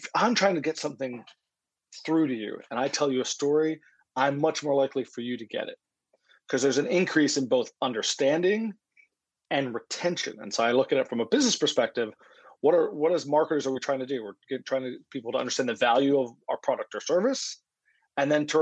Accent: Philadelphia, Pennsylvania, United States; I'm from Philadelphia

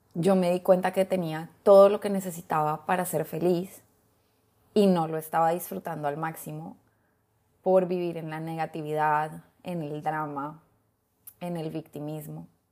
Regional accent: Colombia; moved away as an adult; now in Honduras; Yo soy colombiana, hace 14 años ya vivo en Honduras

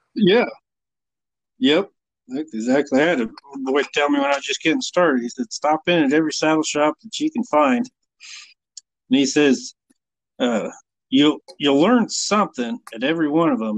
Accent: Burwell, Nebraska, United States; now in Broadus, United States; when I grew up in Burwell, Nebraska is where I grew up.

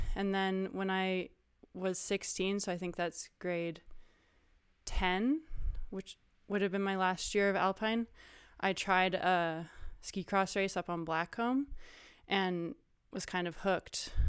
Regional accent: Whistler, British Columbia, Canada; also born or lived in North Vancouver; I grew up in Whistler, BC. I was actually born in North Vancouver

